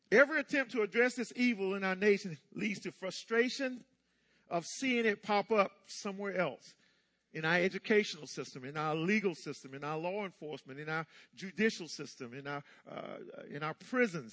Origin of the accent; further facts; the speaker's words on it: Hookerton, North Carolina, United States; I was born in North Carolina, uh, 1957, uh, in the midst of some racial stuff. Um, little town called Hookerton.